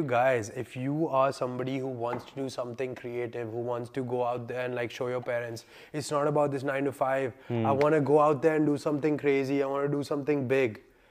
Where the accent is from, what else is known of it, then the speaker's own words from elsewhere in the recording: India; now in Delhi, India; India. I'm an Indian. I'm 25 years old. I'm an Indian. I live in Delhi.